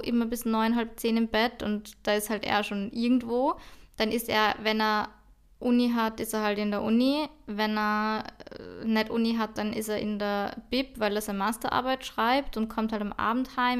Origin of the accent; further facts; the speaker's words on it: Austria; ich bin halt einfach aus Österreich